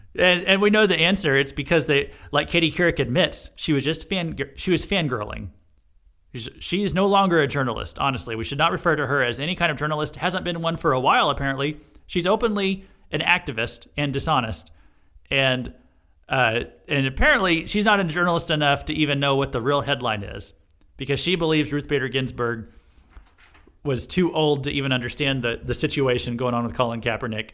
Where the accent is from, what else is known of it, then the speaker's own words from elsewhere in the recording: Missouri, United States; this happened in my home state